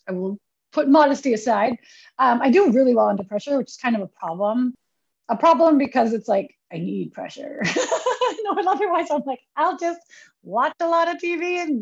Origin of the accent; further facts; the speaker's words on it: Manila, Metro Manila, Philippines; now in New York, United States; being born and raised in the Philippines